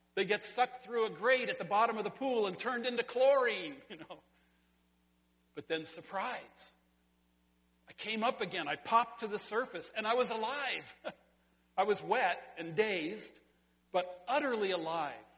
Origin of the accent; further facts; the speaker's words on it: Sonora, California, United States; in California, in my hometown, at the Sonora High School swimming pool high dive